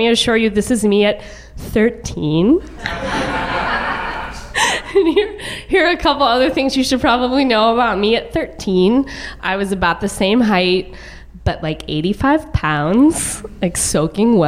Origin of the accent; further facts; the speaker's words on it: suburb of Dallas, Texas, United States; I grew up on the poor side of a very large suburb of Dallas